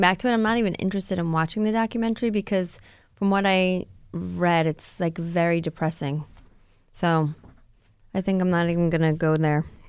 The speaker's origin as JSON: {"language": "English", "area": "Rockland County", "region": "New York", "country": "United States", "tie": "born or raised there", "said": "my hometown, I mean, of Rockland County where I grew up."}